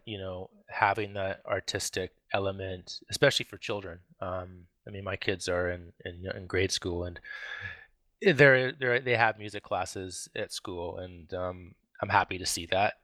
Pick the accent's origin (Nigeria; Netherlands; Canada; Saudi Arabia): Canada; Vancouver, British Columbia; I grew up in, in, um, Vancouver. I've been a Vancouver boy my whole life